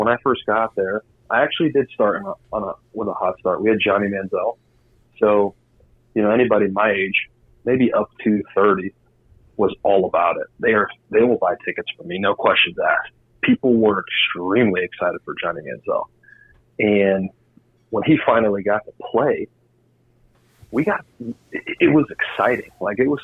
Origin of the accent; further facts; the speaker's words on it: Indiana, United States; moved away; I was from Indiana